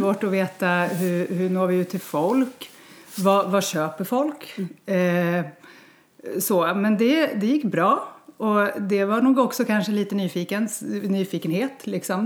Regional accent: Bjuråker/Delsbo area, Gävleborg County, Sweden; moved away as an adult; also born or lived in Stockholm, Sweden; ville att, att barnen skulle få mm. växa upp här, där jag växte upp. Ja. Så jag flyttade hem

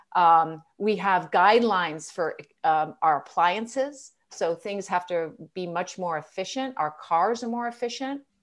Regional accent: United States; I, as an American

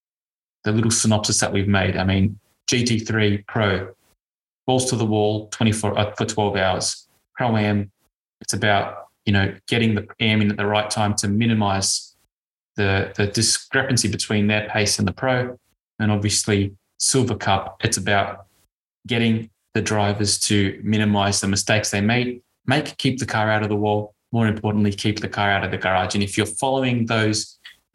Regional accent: Australia; as an Australian

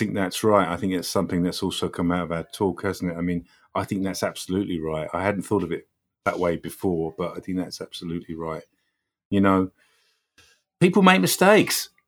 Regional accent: Croydon, London, United Kingdom; moved away as an adult; also born or lived in Newcastle / Coventry / Birmingham; now in London, United Kingdom; I was born in Croydon. I moved to Newcastle when I was eighteen.

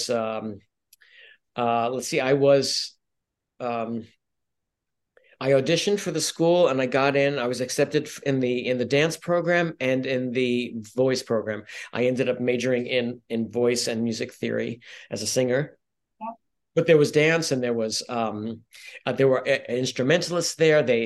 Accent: New York City, New York, United States; moved away as an adult; now in California, United States; I grew up in New York City, born and raised in New York City

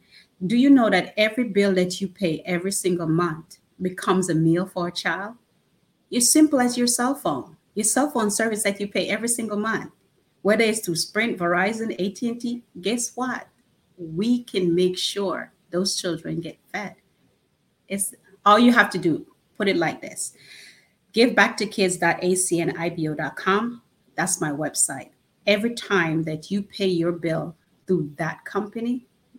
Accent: Orlando, Florida, United States; I am from Orlando, Florida

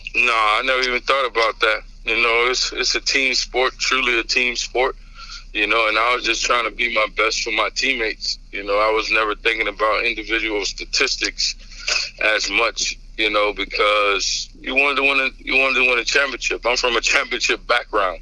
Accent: Louisiana, United States; I'm from Louisiana

